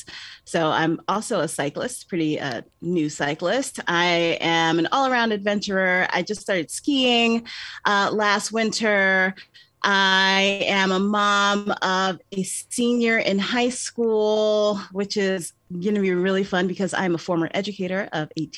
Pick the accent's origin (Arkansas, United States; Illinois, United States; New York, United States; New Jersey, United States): New York, United States; also born or lived in Georgia; I'm a New Yorker